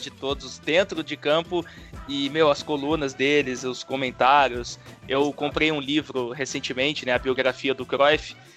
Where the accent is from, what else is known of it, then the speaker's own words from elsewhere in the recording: Brazil; nós brasileiros